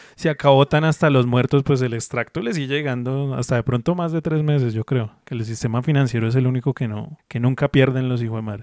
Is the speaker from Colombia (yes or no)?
yes; Colombia; also born or lived in Bogotá; uno como colombiano